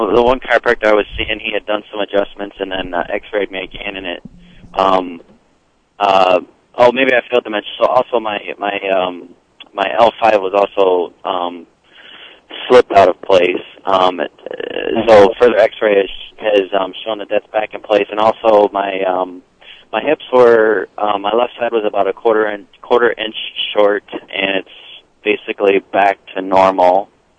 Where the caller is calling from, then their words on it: Temperance, Michigan, United States; I live in Temperance, Michigan. It's on the southeast corner, right down by the Ohio border, actually.